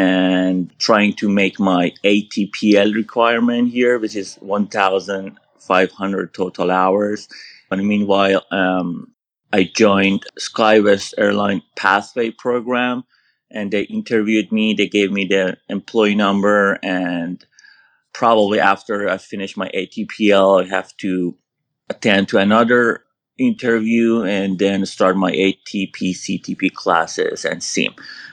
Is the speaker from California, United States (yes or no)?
yes; San Diego, California, United States; Actually, I'm from United States, California, San Diego. So here in SoCal, I find a flight school